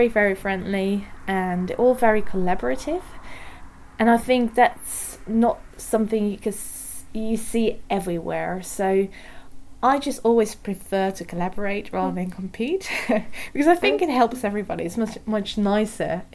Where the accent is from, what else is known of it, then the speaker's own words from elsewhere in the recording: Tilburg, North Brabant, Netherlands; moved away as an adult; also born or lived in Maastricht / Utrecht / Oxford; now in Groningen, Netherlands; I'm originally from Tilburg